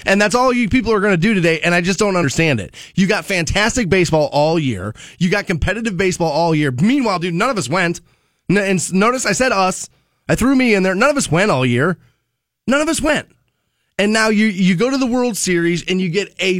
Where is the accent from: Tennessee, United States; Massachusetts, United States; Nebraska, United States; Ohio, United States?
Ohio, United States; Cleveland; being a lifelong Ohioan, growing up in Cleveland, Ohio